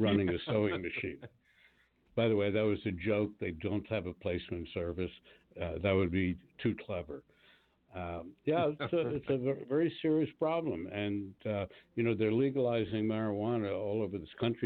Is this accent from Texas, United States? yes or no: no; Washington, District of Columbia, United States; moved away; I was down in my hometown of Washington, D.C.